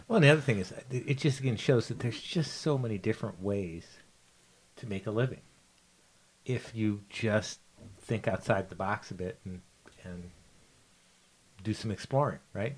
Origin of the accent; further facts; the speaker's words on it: Hungary; I'm from Hungary